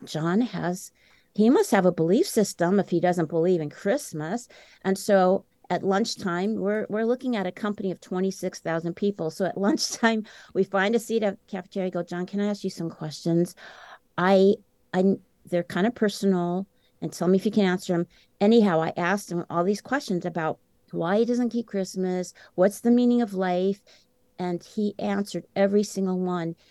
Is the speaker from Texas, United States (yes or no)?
no; Champaign-Urbana, Illinois, United States; settled in uh, the academia town of Champaign-Urbana, Illinois, which is where the University of Illinois is located. That's where my two sisters and I were born and raised.